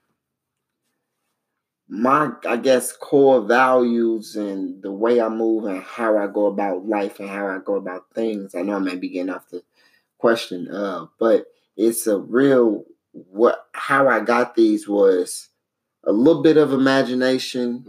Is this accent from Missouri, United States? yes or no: yes; St. Louis, Missouri, United States; we all grew up down there